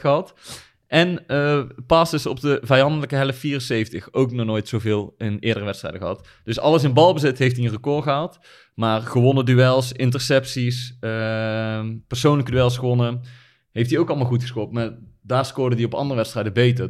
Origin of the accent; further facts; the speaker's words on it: Netherlands; wij houden als Nederlanders